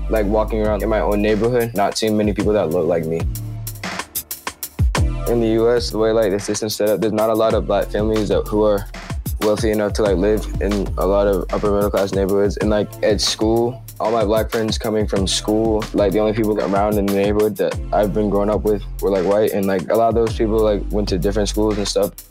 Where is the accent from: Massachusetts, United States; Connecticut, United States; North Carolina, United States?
North Carolina, United States; Chapel Hill; I'm 15 and I'm from Chapel Hill, North Carolina.